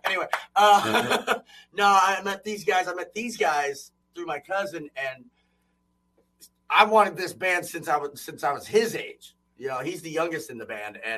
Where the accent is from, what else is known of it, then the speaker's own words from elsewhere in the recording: Louisville, Kentucky, United States; we are from Louisville, Kentucky